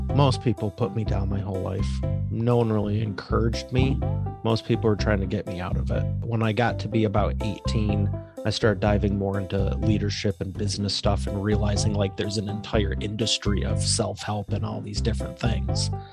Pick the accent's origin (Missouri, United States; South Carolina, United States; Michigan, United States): Michigan, United States; Northeast of Detroit; Northeast of Detroit, Michigan.